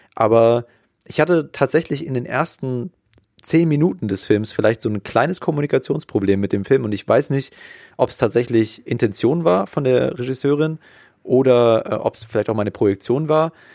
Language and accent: German; Germany; als Deutscher